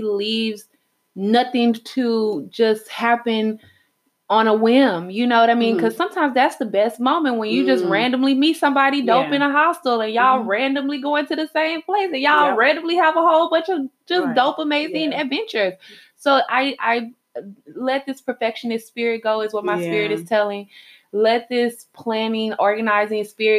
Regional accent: Houston, Texas, United States; also born or lived in Salvador, Bahia, Brazil; I'm from Houston, H-Town. Texas.

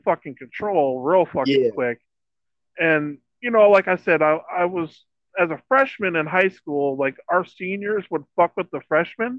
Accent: Iowa, United States; I'm from Iowa

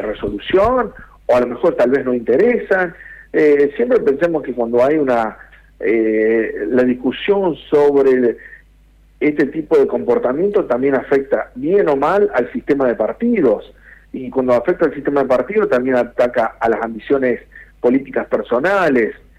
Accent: Argentina; siendo argentino

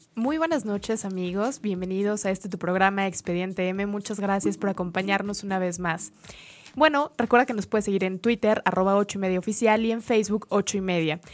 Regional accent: Mexico; como mexicanos

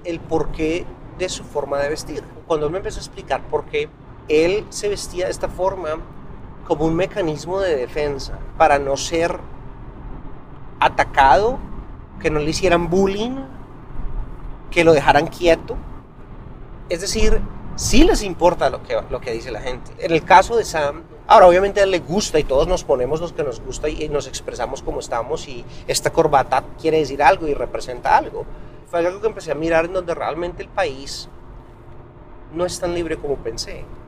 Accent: Colombia; moved away as an adult; now in United States; como colombiano viviendo aquí

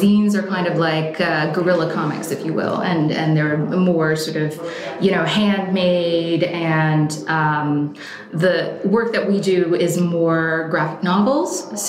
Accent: New York, United States; also born or lived in Oregon; We were in Oregon for 5 years. I'm originally from New York.

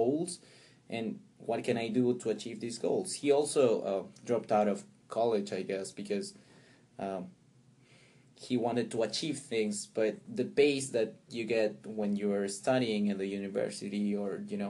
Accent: Pisco, Ica, Peru; also born or lived in Chincha; I was born there, but I lived most of my childhood in Pisco, which is a place closer to the coast, 30 miles south of Chincha

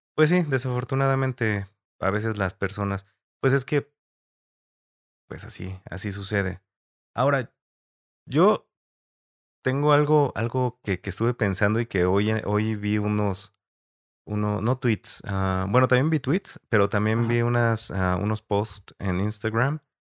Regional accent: Mexico; nos está afectando como mexicanos

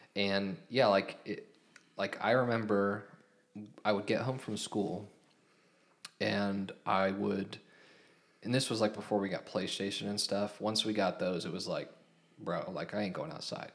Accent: Hamilton, Ohio, United States; I was born in Hamilton, grew up in Hamilton, raised in Hamilton

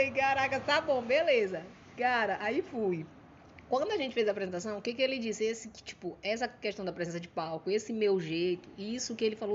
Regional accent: São Luís, Maranhão, Brazil; also born or lived in Matinha; Só que eu só nasci lá, pô. Com cinco meses, mamãe me trouxe pra cá, num corpo.

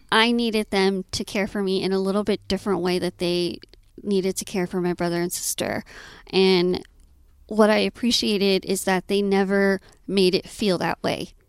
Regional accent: Austin, Texas, United States; I was born and raised in Austin

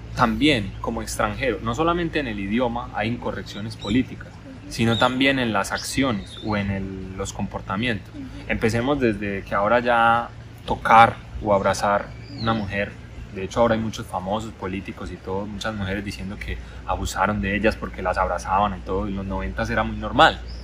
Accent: Medellín, Antioquia, Colombia; moved away as an adult; also born or lived in China; yo soy de Medellín

